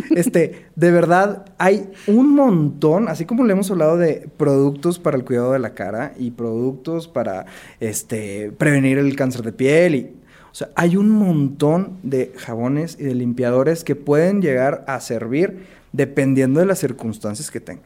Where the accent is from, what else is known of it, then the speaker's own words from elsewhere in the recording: Monterrey, Nuevo León, Mexico; yo soy de Monterrey, soy dermatólogo y cirujano dermatólogo